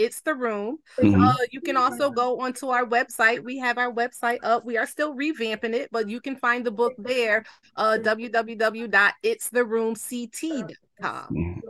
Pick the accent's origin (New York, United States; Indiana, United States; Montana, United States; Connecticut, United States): Connecticut, United States; Hartford; also born or lived in Dallas, Texas; I'm just a single mom out here doing what I do. I live in East Hartford. I hail from Hartford. I grew up in Hartford, born in Dallas, Texas. Most people don't know that, but been here all my life.